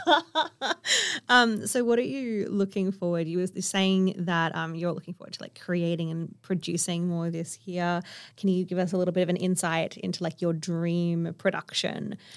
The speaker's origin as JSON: {"language": "English", "town": "Kalgoorlie", "region": "Western Australia", "country": "Australia", "tie": "born or raised there", "said": "I grew up on One Cataland in Kalgoorlie"}